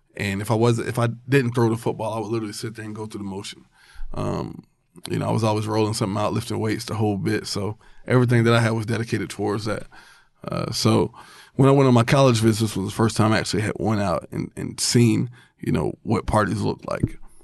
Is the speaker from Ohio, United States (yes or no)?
no; Albany, Georgia, United States; I was born in Albany, Georgia